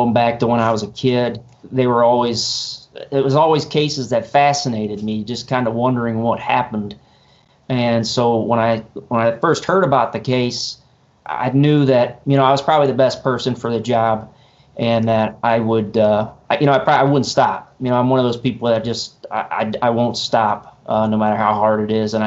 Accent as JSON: {"language": "English", "town": "Shelby", "region": "Ohio", "country": "United States", "tie": "born or raised there", "also_born_or_lived": "Springfield, Ohio", "said": "I grew up in Shelby. Born and raised"}